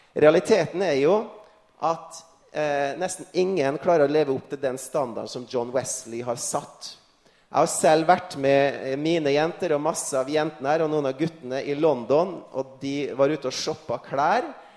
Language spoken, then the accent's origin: Norwegian; Frei, Møre og Romsdal, Norway; når jeg satt hjemme på Frei utenfor Kristiansund